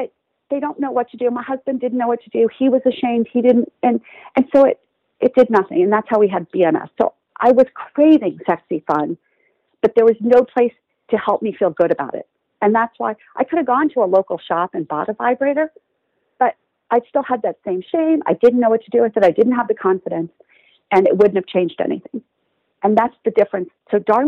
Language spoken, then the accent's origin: English; Texas, United States; I grew up in Texas